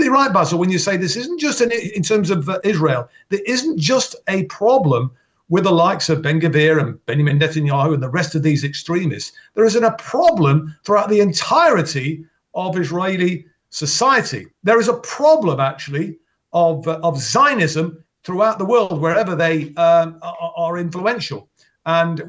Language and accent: English; Derby, East Midlands, United Kingdom; my hometown of Derby